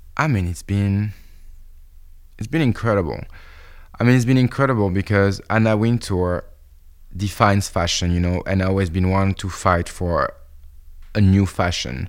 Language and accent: English; France; I'm French.